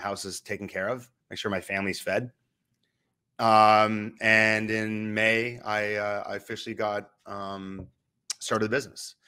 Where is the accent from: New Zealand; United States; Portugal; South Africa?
United States; New Hampshire; I'm from New Hampshire